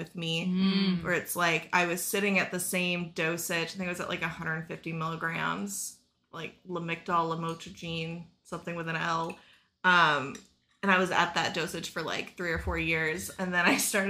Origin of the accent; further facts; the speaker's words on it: Texas, United States; I'm from Texas.